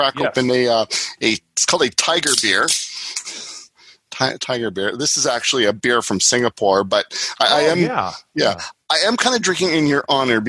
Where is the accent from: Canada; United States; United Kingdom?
Canada; I'm Canadian